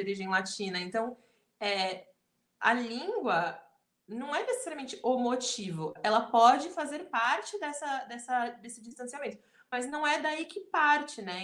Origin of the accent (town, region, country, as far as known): Brazil